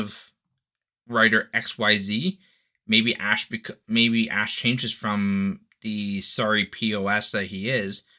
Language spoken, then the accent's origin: English; Canada; I'm Canadian